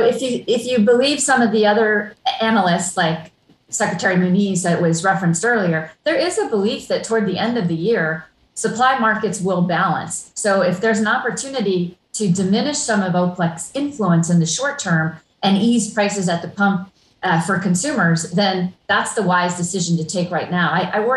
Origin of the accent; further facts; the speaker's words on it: Hawaii, United States; I grew up in Hawaii, and I remember the 70s sitting in the backseat of my parents' car for hours on end on an odd or even license day